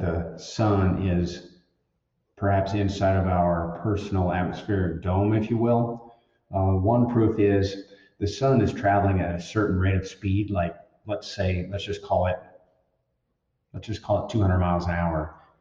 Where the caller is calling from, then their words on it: Montana, United States; I'm calling from Montana